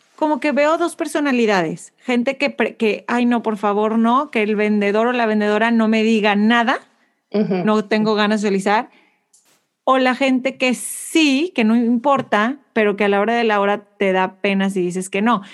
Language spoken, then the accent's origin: Spanish; Monterrey, Nuevo León, Mexico; now in Houston, United States; siempre me recuerda de donde yo soy, porque Monterrey es igualito